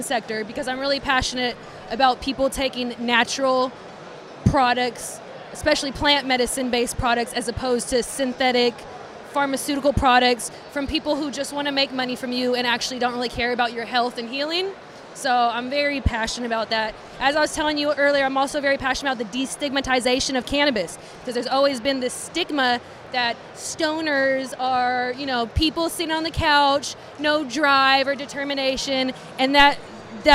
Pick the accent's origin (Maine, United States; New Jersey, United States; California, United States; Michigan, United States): California, United States; Vallejo; I grew up in Vallejo